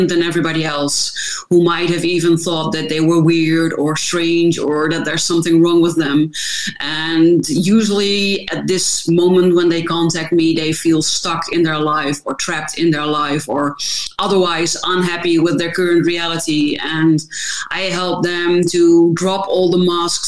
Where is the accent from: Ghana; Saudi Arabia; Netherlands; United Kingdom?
Netherlands; I am from the Netherlands, so that also explains the difficulties with my last name